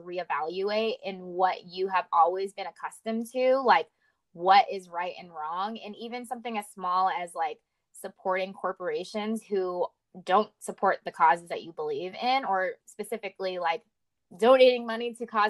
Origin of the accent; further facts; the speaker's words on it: the South, United States; Like, I was raised in the South. Like, this was my childhood.